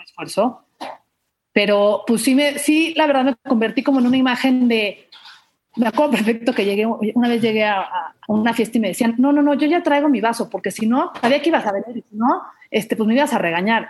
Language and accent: Spanish; Mérida, Yucatán, Mexico; now in Mexico City, Mexico; yo crecí toda mi vida en Mérida